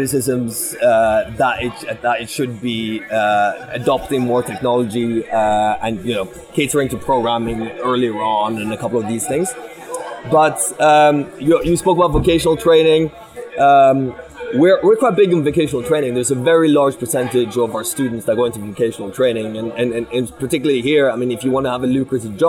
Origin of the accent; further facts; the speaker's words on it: Bergen, Vestland, Norway; I grew up in Bergen, as I said, right, West Coast.